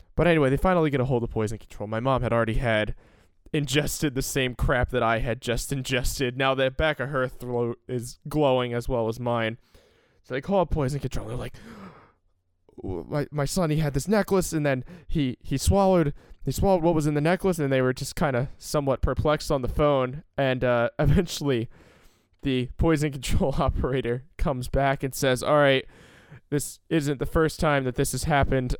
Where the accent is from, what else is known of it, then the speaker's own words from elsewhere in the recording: Salem County, New Jersey, United States; I grew up in Salem County, New Jersey